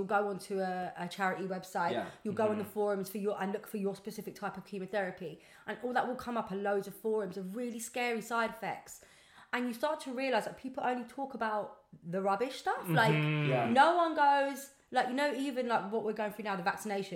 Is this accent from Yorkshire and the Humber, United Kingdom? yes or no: no; London, United Kingdom; I'm actually a Southwest London girl, but Southwest. I live up in East London.